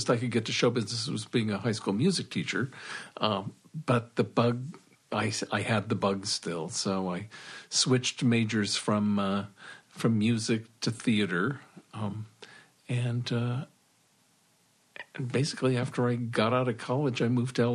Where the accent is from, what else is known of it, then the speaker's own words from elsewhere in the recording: Claremont, California, United States; I grew up in Claremont, California, beautiful college town about 35 miles east of L.A.